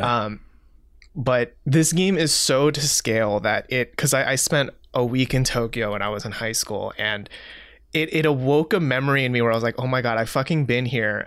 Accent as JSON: {"language": "English", "region": "Seoul", "country": "South Korea", "tie": "born or raised there", "moved": "yes", "said": "I grew up in Seoul, South Korea"}